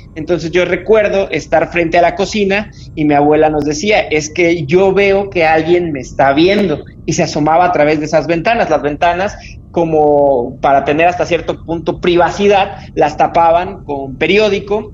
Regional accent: Tampico, Tamaulipas, Mexico; moved away as an adult; now in Mexico City, Mexico; Yo nací en la ciudad de Tampico, que es en el estado de Tamaulipas, en un estado al norte de este país

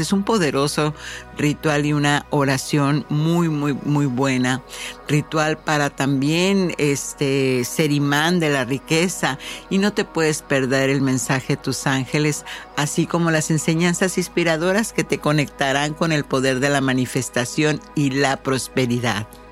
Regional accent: Mexico; moved away; yo soy mexicana y la vida me dio la oportunidad de brincar el charco

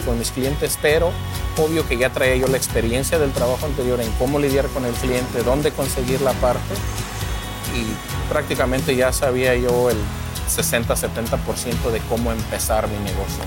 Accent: Morelia, Michoacán, Mexico; moved away as an adult; now in United States; yo vengo de la ciudad de Morelia, Michoacán, de México

